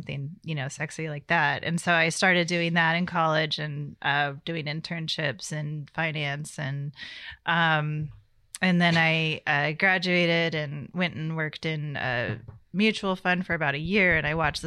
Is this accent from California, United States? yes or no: yes; Sacramento, California, United States; also born or lived in Seattle; now in Napa, United States; I grew up in Sacramento, so my family's been in California for five generations